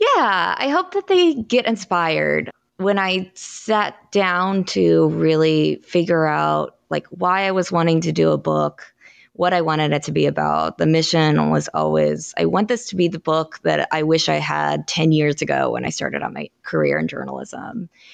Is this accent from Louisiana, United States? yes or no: no; Kansas, United States; moved away as an adult; also born or lived in Missouri / Illinois; now in South Carolina, United States; I'm from Kansas. I worked in Missouri and Illinois before moving to South Carolina